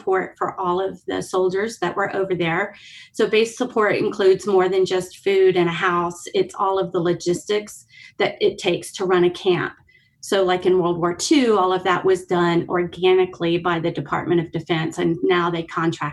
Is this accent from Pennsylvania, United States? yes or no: no; West Texas, United States; moved away as an adult; also born or lived in Tokyo, Japan; now in Albuquerque, United States; I'm actually born and raised in West Texas